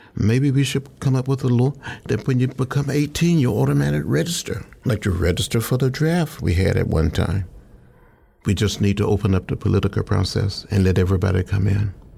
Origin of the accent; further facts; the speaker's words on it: Alabama, United States; also born or lived in Georgia; growing up in Alabama